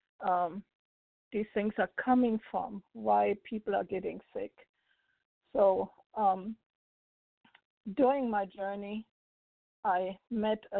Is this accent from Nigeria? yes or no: no; Germany; now in United States; I'm originally from Germany.